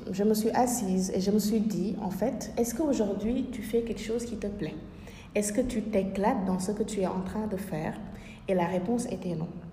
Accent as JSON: {"language": "French", "country": "Senegal", "tie": "born or raised there", "moved": "yes", "said": "chez moi, dans mon pays natal, au Sénégal"}